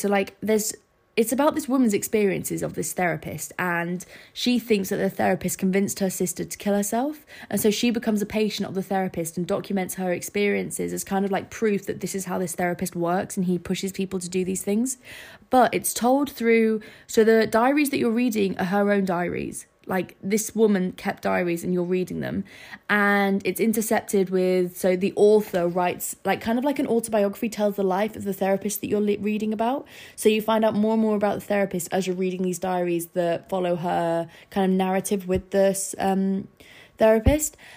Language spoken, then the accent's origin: English; Scarborough, Yorkshire and the Humber, United Kingdom; born or raised there; moved away